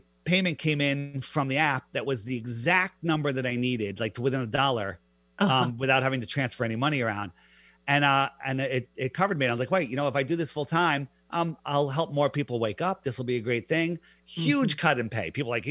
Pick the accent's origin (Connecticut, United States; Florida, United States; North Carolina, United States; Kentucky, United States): Connecticut, United States; Fairfield County, East Coast; I grew up in the East Coast in Fairfield County